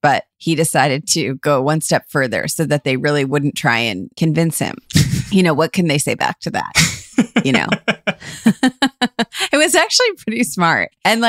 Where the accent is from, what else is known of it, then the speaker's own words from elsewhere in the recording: Cleveland, Ohio, United States; moved away; I was just in Cleveland and I was driving down Giles Road, which is really close to where we grew up.